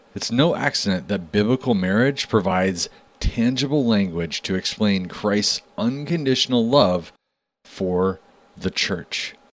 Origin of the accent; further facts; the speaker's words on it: Wyoming, United States; growing up in Wyoming